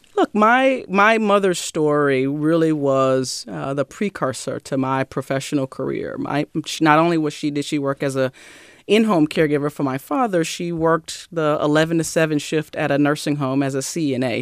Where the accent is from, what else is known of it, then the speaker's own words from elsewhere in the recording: Mississippi, United States; moved away; I grew up in the South